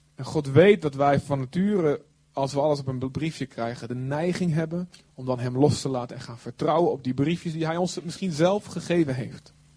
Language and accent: Dutch; Netherlands; we zijn Hollanders